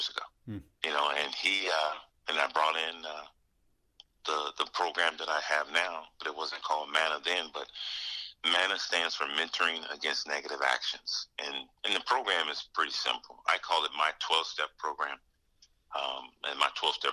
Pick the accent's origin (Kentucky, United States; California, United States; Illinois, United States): California, United States; Los Angeles; now in Ohio, United States; I grew up in Los Angeles